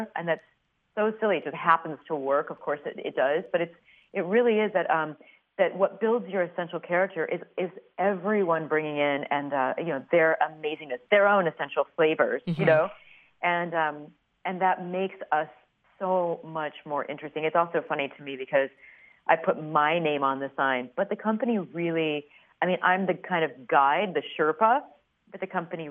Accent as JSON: {"language": "English", "town": "Peoria", "region": "Illinois", "country": "United States", "tie": "born or raised there", "said": "I grew up in Peoria, Illinois"}